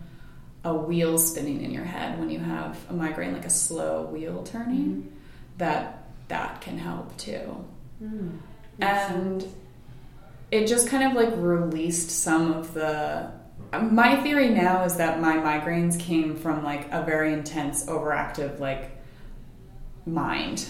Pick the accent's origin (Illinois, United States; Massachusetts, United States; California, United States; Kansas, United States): Massachusetts, United States; also born or lived in Rhode Island; I grew up mostly in Massachusetts. We moved a little bit when I was younger, but just in New England. I was in Rhode Island for about 8 years with my family, too